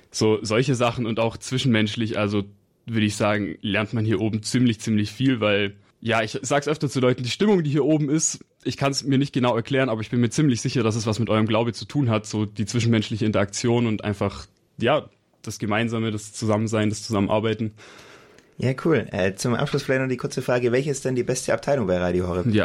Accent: Berlin, Germany; born there; Ich komme ursprünglich aus Berlin, bin aber schon hier in der Nähe aufgewachsen

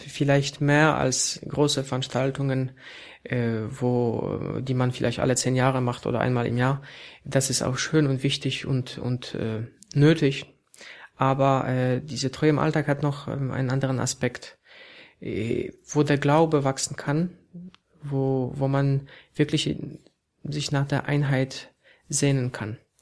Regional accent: Poland; moved away as an adult; also born or lived in Warsaw; now in Berlin, Germany; ich als Pole äh, hier in Deutschland arbeite

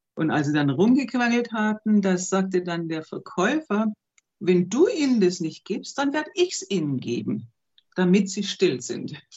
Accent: Germany; moved away as an adult; also born or lived in Turkmenistan / Turkey; bei uns in Deutschland

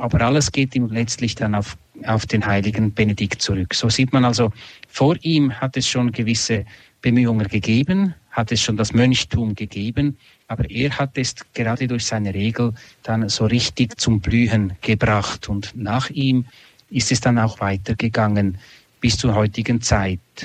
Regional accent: Switzerland; in Einsiedeln bei uns in der Schweiz

